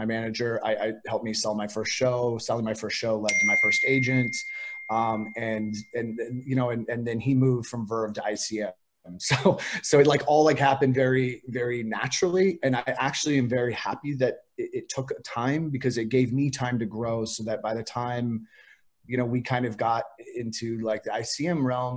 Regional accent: Piedmont, California, United States; moved away; I was raised by my grandparents in Piedmont.

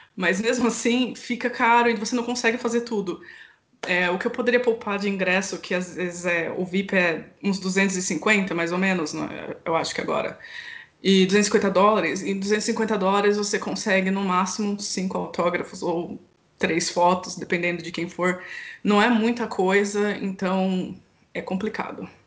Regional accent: Campinas, São Paulo, Brazil; Eu sou de Campinas

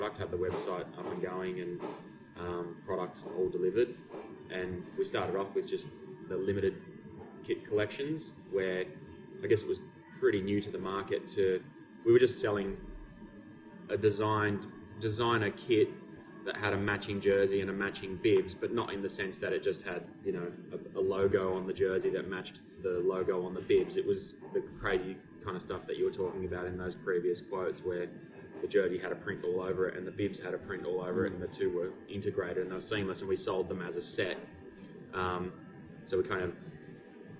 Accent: Australia; we're Australian, so we just kind of Australianize it and say attacker.

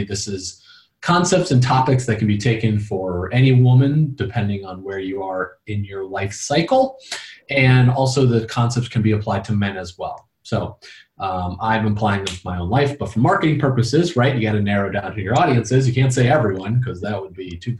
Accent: Valparaiso, Indiana, United States; moved away as an adult; also born or lived in Wyoming / North Carolina / Florida / Arizona; I grew up in Indiana as well. I was actually born in Wyoming and then moved to Valparaiso, Indiana.

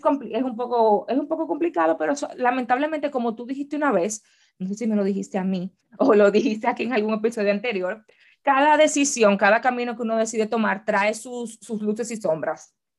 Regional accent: Dominican Republic; moved away as an adult; yo salí de mi casa en República Dominicana a vivir ya aquí

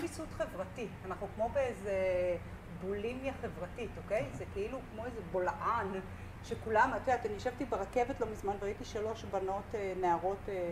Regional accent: Tel Aviv, Tel Aviv District, Israel; אנחנו שתינו מתל אביב

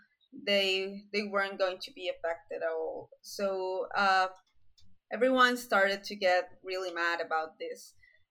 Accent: Colombia; I'm from Colombia

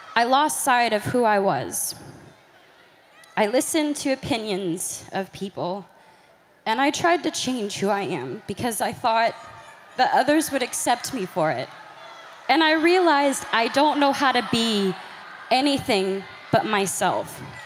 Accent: Grand Prairie, Texas, United States; I'm from Grand Prairie, Texas

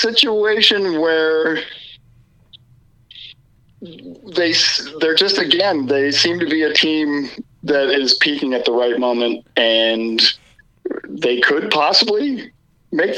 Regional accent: Minnesota, United States; I am from Minnesota

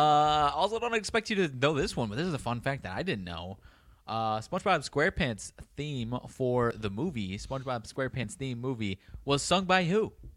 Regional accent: Belvidere, Illinois, United States; my hometown of Belvedere, like twenty thousand people

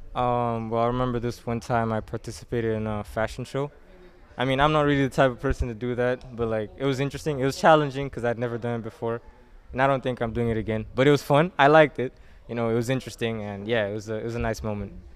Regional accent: Mozambique; from Mozambique. I was born here and basically lived here all my life

